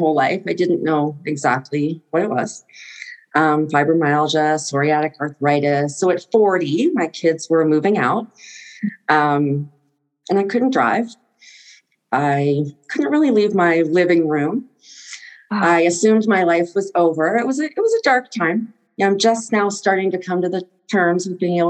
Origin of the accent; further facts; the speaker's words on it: Texas, United States; I grew up in Texas.